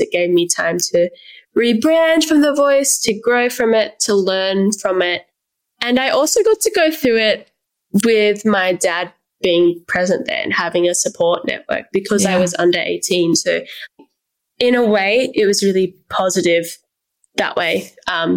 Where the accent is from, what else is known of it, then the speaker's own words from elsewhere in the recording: Canberra, Australian Capital Territory, Australia; I meant to move out of my hometown 3 years prior, but I didn't because of the pandemic, and now I'm still here